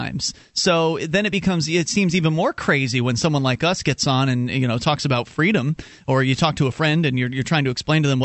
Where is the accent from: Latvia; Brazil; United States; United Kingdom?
United States; Florida; moved away as an adult; now in Keene, United States; I am a Florida native